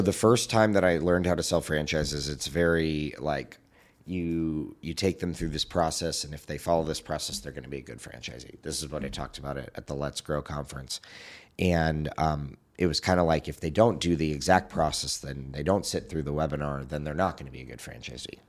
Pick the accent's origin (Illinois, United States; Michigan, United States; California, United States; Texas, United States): California, United States; Southern; I grew up in Southern California